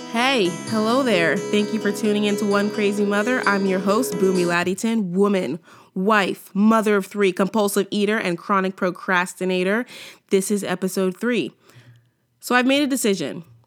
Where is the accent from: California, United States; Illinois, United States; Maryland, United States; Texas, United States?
California, United States; moved away as an adult; now in Canada; from California